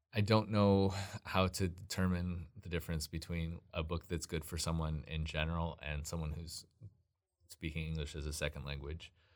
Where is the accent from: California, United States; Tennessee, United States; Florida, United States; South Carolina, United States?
California, United States; Southern; also born or lived in Washington; I grew up in mostly in Southern California. I was actually born in Washington, but at, when I was a toddler, we moved down to Southern California.